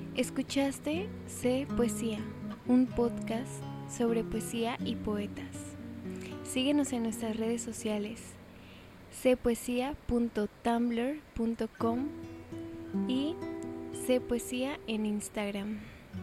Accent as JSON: {"language": "Spanish", "country": "Mexico", "said": "solo soy una mexicana"}